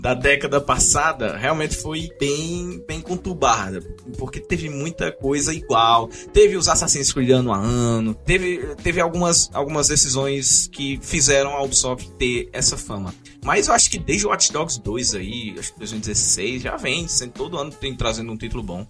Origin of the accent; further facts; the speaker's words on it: Serra Negra do Norte, Rio Grande do Norte, Brazil; lá da minha cidade, Serra Negra do Norte, no interior do Rio Grande do Norte